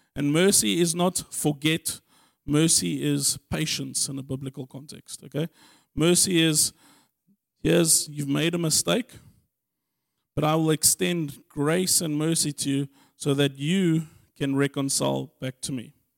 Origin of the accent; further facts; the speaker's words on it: Germiston, Gauteng, South Africa; I was born in Germiston